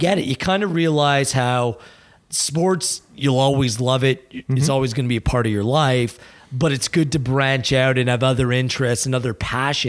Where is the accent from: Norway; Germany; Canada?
Canada; Burlington, Ontario; moved away as an adult; also born or lived in London, Ontario; now in Toronto, Canada; I grew up in Burlington